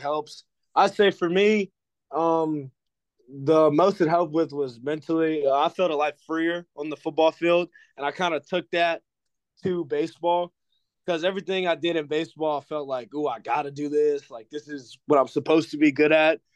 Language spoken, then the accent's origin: English; New Orleans, Louisiana, United States; I'm from New Orleans. I'm from the 504.